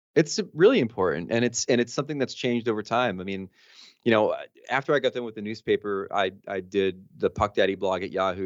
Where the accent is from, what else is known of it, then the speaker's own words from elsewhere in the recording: New Jersey, United States; I'm from Jersey originally